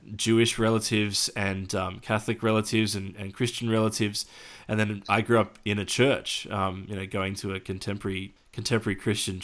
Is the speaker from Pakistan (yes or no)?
no; Australia; as an Australian